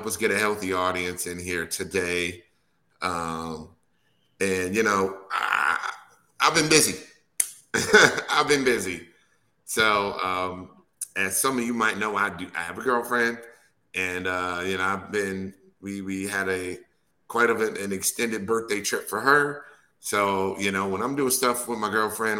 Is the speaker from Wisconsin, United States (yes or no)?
yes; Wisconsin, United States; I'm born and raised in Wisconsin